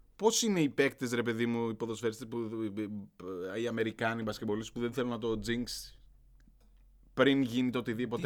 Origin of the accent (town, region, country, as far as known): Greece